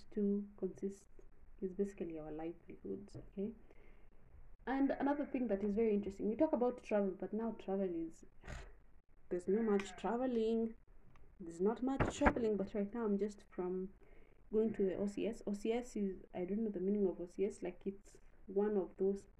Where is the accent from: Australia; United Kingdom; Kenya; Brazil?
Kenya; being Kenyan